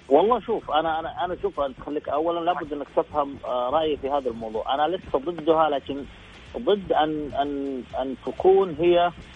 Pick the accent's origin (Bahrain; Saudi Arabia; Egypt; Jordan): Saudi Arabia